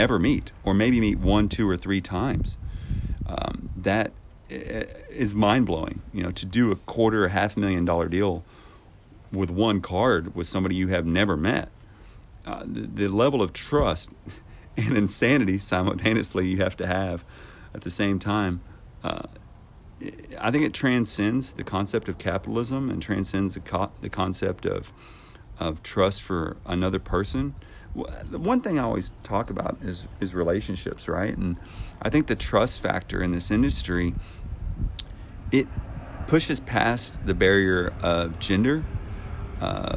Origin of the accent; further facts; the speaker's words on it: Texas, United States; moved away; I'm born and raised in Texas